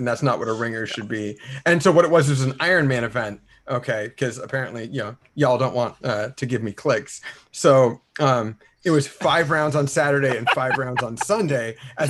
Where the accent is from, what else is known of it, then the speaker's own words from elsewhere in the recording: California, United States; I'm from California